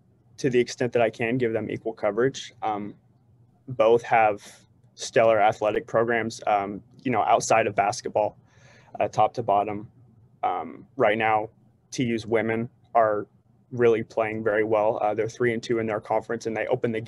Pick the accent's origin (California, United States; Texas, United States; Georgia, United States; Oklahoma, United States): Oklahoma, United States; Tishomingo; moved away as an adult; also born or lived in Edmond, Oklahoma; now in Tulsa, United States; I grew up in Tishomingo. I graduated from Tishomingo High School in 2017